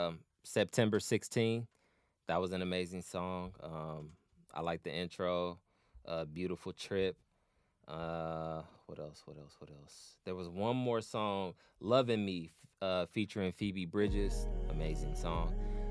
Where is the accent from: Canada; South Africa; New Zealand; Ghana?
New Zealand; I'm a Kiwi G.